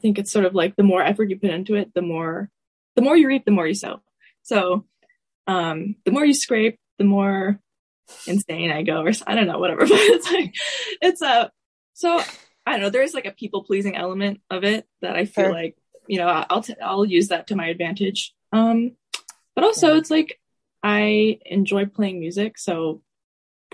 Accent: Atlanta, Georgia, United States; my most major teacher growing up in Atlanta was Elizabeth Cook Tishon

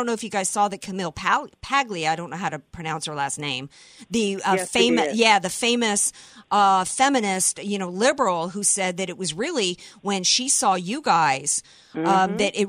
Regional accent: the South, United States; I'm from the South.

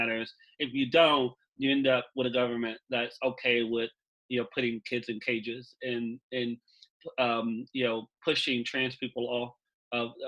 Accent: Wichita Falls, Texas, United States; I born and raised in Wichita Falls

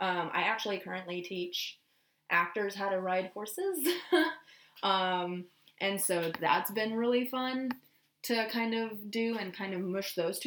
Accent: Texas, United States; moved away; I'm from Texas

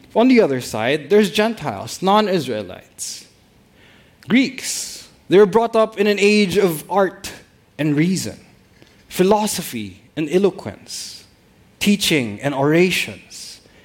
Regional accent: Philippines; all of us being even being Filipino pastors

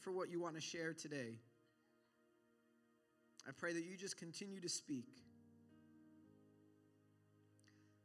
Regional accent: New York, United States; Growing up in New York

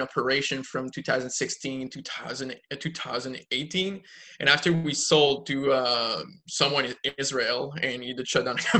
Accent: Quebec, Canada; I'm from Quebec, the French part of Canada.

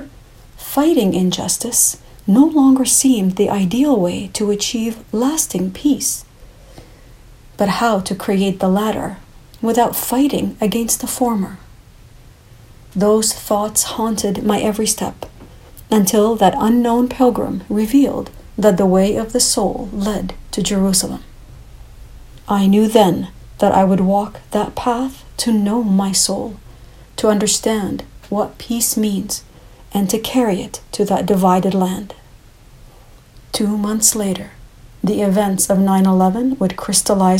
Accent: Canada; I was born in Canada

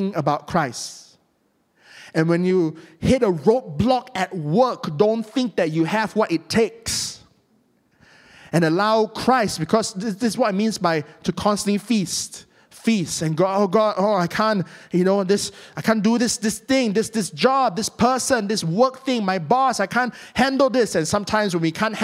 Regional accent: Malaysia; I'm from Malaysia

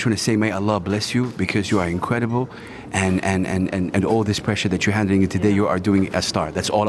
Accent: Saudi Arabia; now in Sharjah, United Arab Emirates; I'm from Saudi Arabia, and blue-eyed Saudis exist.

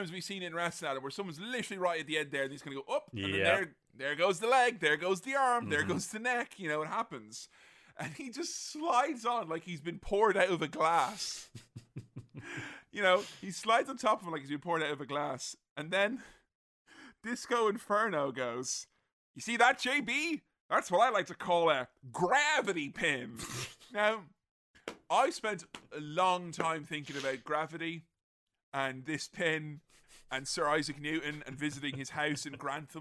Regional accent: Galway, Connacht, Ireland; also born or lived in Glasgow; my hometown of Galway

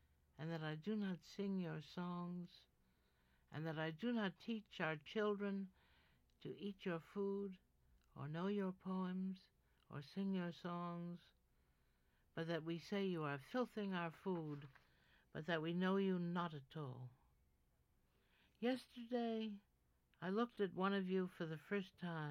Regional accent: New York, United States; I grew up on Riverside Drive and West End Avenue, and the river was on one side and Amsterdam and Columbus on the other

